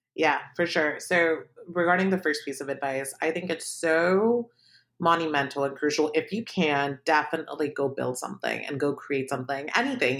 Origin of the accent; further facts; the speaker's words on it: Palo Alto, California, United States; also born or lived in Pakistan; I grew up in Palo Alto, I was not affluent, um, we moved there from Pakistan when I was seven